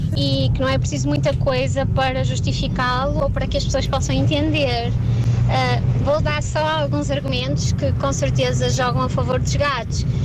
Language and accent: Portuguese; Braga, Norte, Portugal; Sou de Braga